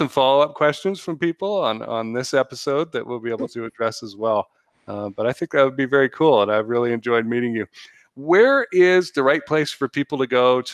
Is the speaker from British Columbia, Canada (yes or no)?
yes; North Vancouver, British Columbia, Canada; moved away as an adult; now in United States; I have 6 years of municipal high-level volunteer experience back in my hometown